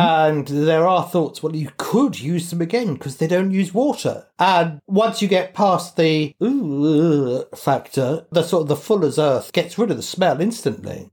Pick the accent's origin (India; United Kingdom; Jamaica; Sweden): United Kingdom; England; I'm English